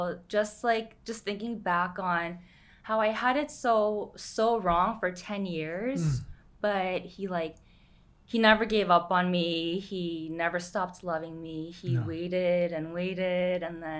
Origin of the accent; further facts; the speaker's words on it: New York, United States; moved away as an adult; also born or lived in San Francisco / Boston; now in Chino Hills, United States; We grew up in New York.